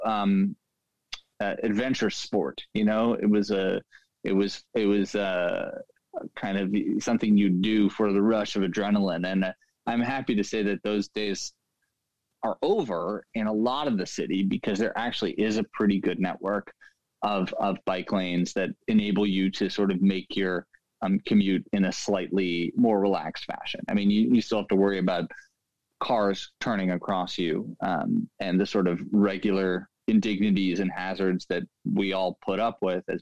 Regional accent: New York City, New York, United States; I grew up in Lower Manhattan and went to school in Brooklyn.

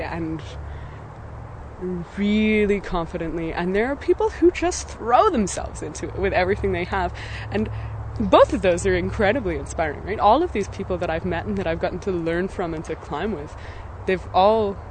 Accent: Golden, British Columbia, Canada; I'm from Golden, BC, Canada

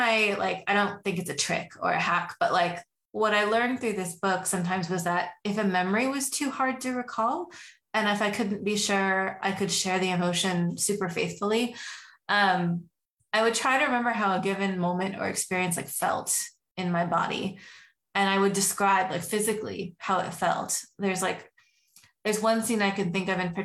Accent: Oregon, United States; I grew up in Oregon

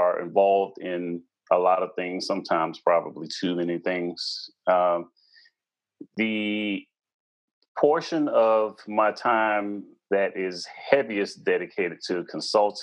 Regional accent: Washington, District of Columbia, United States; I was born and raised in the Washington, D.C. metropolitan area.

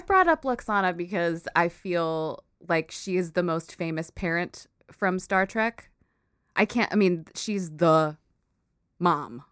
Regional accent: United States; I was born here in the States, and I grew up with Filipino culture around me a lot, but I'm an American person

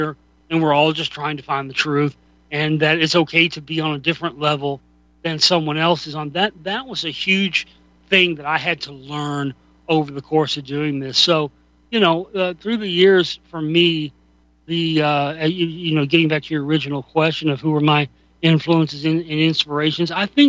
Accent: Dallas, Texas, United States; as a kid growing up in Dallas

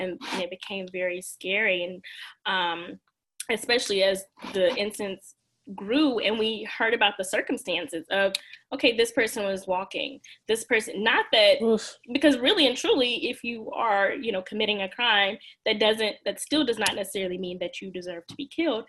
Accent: Mississippi, United States; accent: Southern; moved away as an adult; also born or lived in Louisiana; now in Washington, D.C., United States; I grew up in Mississippi, so there's plenty to be said about that, but I grew up in a suburban area

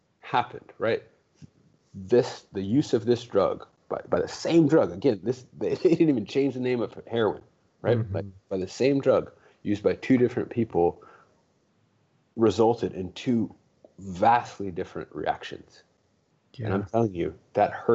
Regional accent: Los Angeles, California, United States; I grew up in the hood. I mean, I grew up in Watts

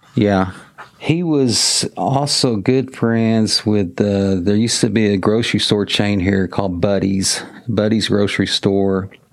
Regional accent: Mansfield, Texas, United States; I was born in 1964 in Mansfield, Texas.

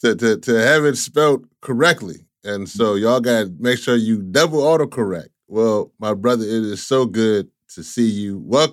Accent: the South, Southern United States, United States; we both from the South

